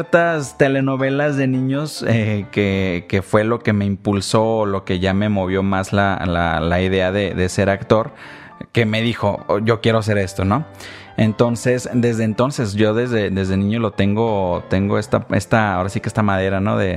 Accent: Ensenada, Baja California, Mexico; also born or lived in Jalisco; porque yo crecí allá, crecí en Ensenada, sin embargo, sí soy jalisquillo.

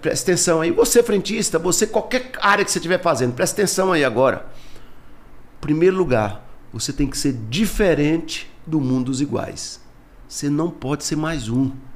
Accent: Taguatinga, Federal District, Brazil; Candango da gema mesmo, seu candango brasiliense mesmo, nasci aqui no São Vicente de Paulo, em Taguatinga, tenho muito orgulho de ser taguatinguense

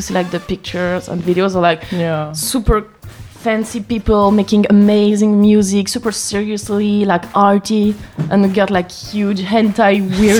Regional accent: Versailles, Île-de-France, France; English is a second language; moved away as an adult; now in Tokyo, Japan; So I'm from Paris, but Versailles actually.

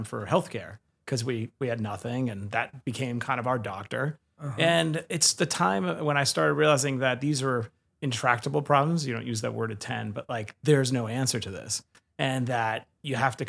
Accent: New York City, New York, United States; I grew up in Bayside, Queens, on Springfield Boulevard. Born at Flushing

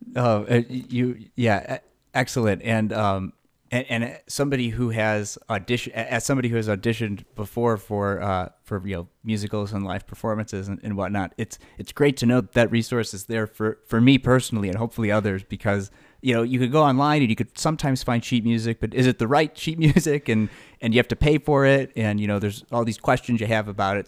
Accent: Buffalo Grove, Illinois, United States; I grew up in Buffalo Grove

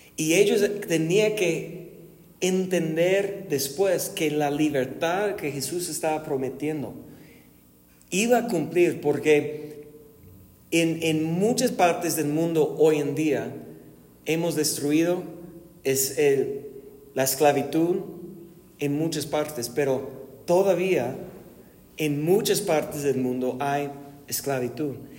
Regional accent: United States; Spanish is a second language; now in Guadalajara, Mexico; siendo gringo, viviendo aquí en México

